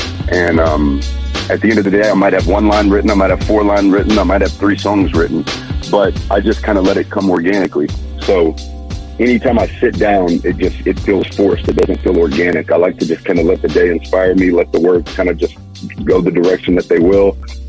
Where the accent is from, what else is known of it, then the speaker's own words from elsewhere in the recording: Texas, United States; I'm from the South. I'm from Texas.